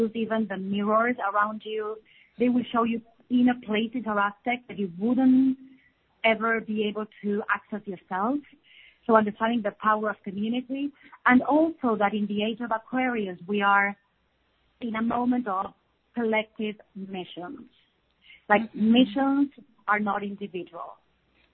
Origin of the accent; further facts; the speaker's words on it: Argentina; now in Samaná, Dominican Republic; we are from Argentina, and our mission moved us to Samaná, Dominican Republic.